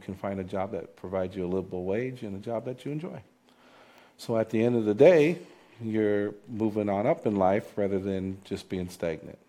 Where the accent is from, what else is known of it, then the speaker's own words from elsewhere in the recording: Davenport, Iowa, United States; I'm a native of the Quad Cities, and I'm born and raised in Davenport, Iowa